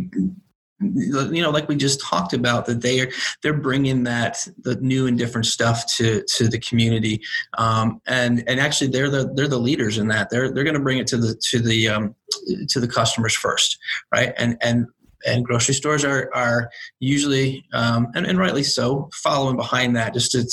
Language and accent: English; South Carolina, United States; moved away; I grew up in South Carolina where that's a big deal